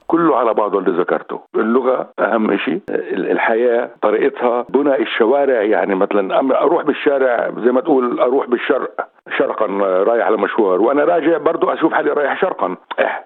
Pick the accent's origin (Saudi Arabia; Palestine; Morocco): Palestine; Jerusalem; moved away as an adult; also born or lived in Ein Karem / Jenin / Amman / Aqaba; now in Sydney, Australia; أنا من بلدة عين كارم اللي هي قضاء القدس فطبعا آه، ترعرعت بالقدس وكبرت